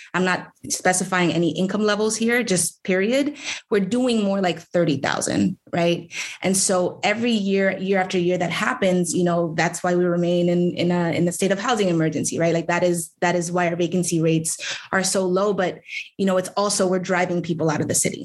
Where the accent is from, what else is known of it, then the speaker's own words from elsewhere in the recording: New York City, New York, United States; I was born and raised in District 14.